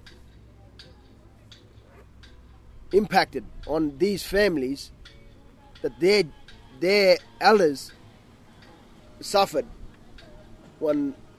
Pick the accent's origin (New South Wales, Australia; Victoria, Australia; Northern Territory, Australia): Northern Territory, Australia; I've grew up on this river. I grew up at MacArthur. I grew up on that road. I grew up on Surprise Creek. I grew up on Barney Creek. I grew up where the mine site is.